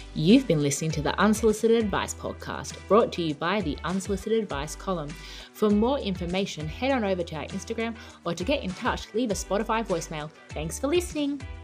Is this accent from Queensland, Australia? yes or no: no; Sydney, New South Wales, Australia; you and I grew up in the Bible Belt of Sydney